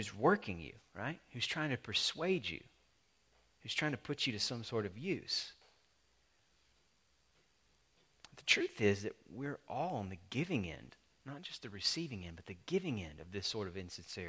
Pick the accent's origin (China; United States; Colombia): United States; the South, Southern United States; I'm a Southerner.